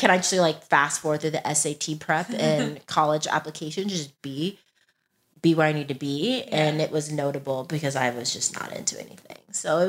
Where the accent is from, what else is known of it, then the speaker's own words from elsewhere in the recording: Texas, United States; now in California, United States; Like, I'm from Texas.